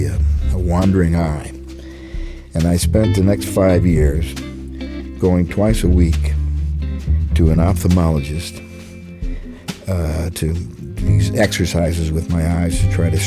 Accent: St. Louis, Missouri, United States; growing up in St. Louis

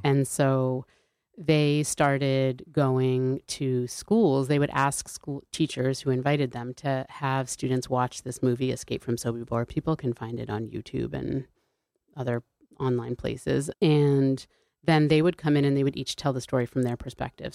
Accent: New Haven, Connecticut, United States; I grew up in New Haven, Connecticut

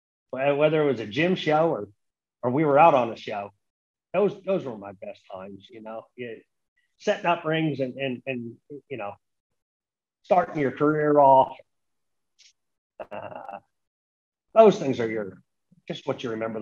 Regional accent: Santa Cruz, California, United States; we did a big show in Santa Cruz, my hometown.

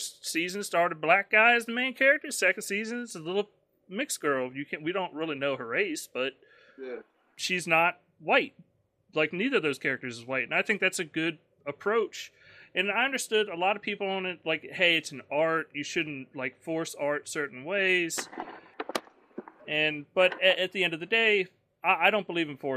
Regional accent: the South, United States; I'm from the South.

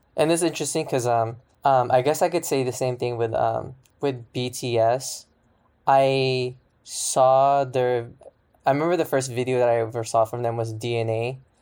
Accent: Sacramento, California, United States; I'm from Sacramento

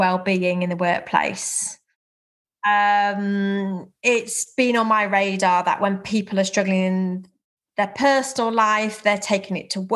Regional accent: Herefordshire, West Midlands, United Kingdom; moved away as an adult; now in Cheshire, United Kingdom; I was born in Herefordshire, and at 18, as many people did, I went off to university, and so I set off from a little village in Herefordshire into Cheshire

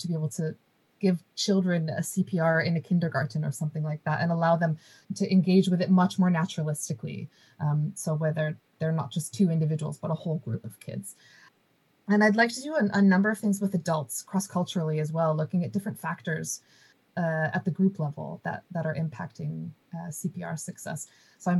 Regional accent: United States; moved away; I was born and raised in the United States

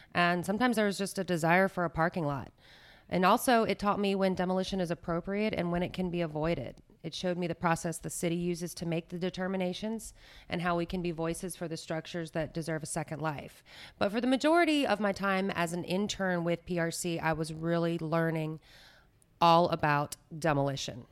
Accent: Baton Rouge, Louisiana, United States; moved away as an adult; now in New Orleans, United States; I am not a native New Orleanian. I'm actually from Baton Rouge

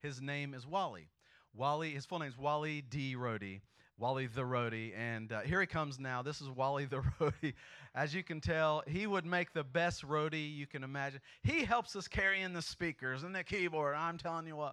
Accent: Indiana, United States; we're from Indiana.

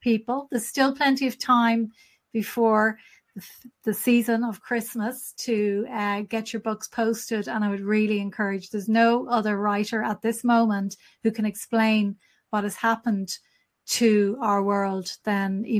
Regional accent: Ireland; as Irish people

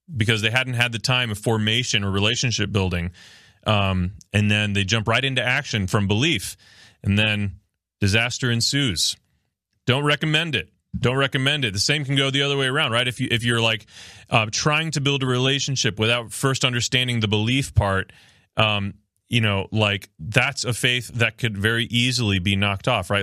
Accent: Miami, Florida, United States; now in Ohio, United States; I actually am from South Florida. Uh, I'm from Miami, Florida. Soy cubano.

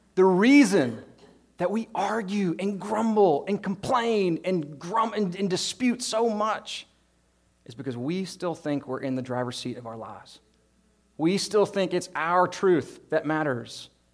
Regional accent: United States; as an American Christian

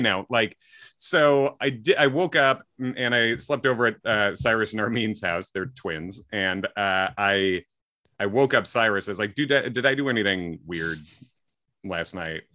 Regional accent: Midwest, United States; I'm a white guy from the Midwest who grew up in the nineties

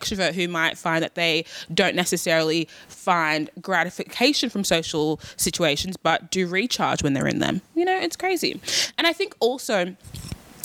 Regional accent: Australia; I was born and raised in Australia

